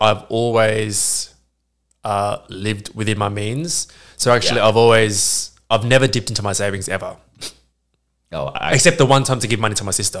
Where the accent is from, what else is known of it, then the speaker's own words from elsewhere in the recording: Australia; I'm from Australia